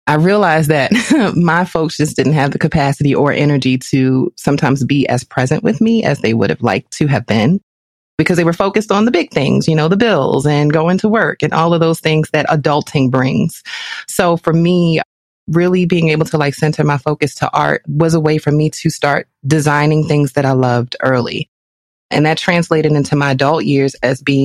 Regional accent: Baltimore, Maryland, United States; I am from Baltimore with love. And as the youngest in the family

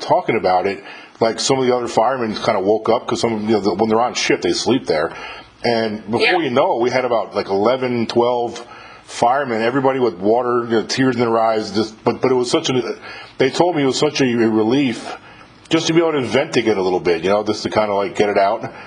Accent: New York, United States; moved away; I'm from New York too.

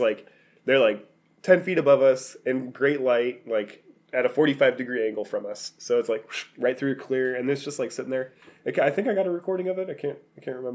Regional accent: Oregon, United States; we're from Oregon.

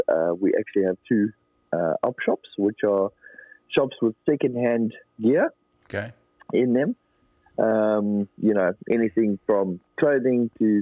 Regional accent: Queensland, Australia; In my hometown, on the Sunshine Coast in Queensland.

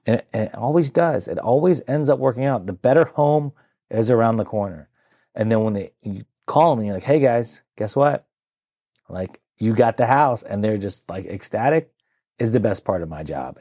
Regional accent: Centreville, Virginia, United States; born and raised in the Nor-, Northern Virginia area

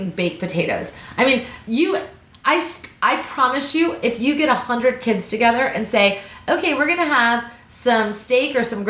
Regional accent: Missouri, United States; I grew up in Missouri.

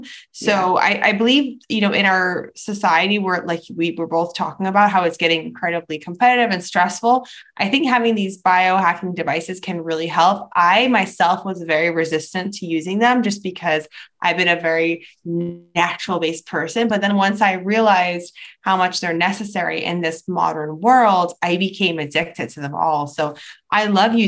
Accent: New York City, New York, United States; moved away as an adult; So I grew up between different countries, but I mainly grew up in New York City

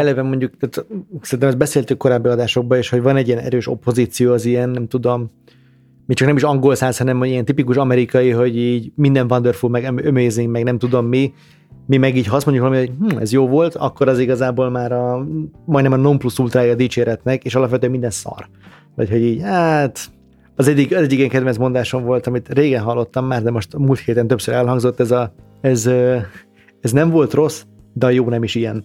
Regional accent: Hungary; mint magyar

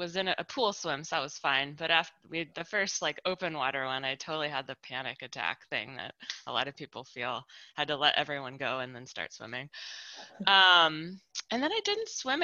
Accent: Spokane, Washington, United States; I grew up in Spokane, Washington, and swam in like Coeur d'Alene Lake and the Snake River.

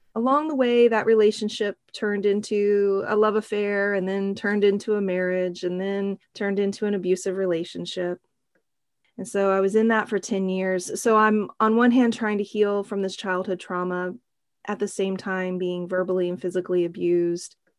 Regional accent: Oklahoma, United States; now in San Francisco, United States; growing up in Oklahoma, I'm a country girl at heart

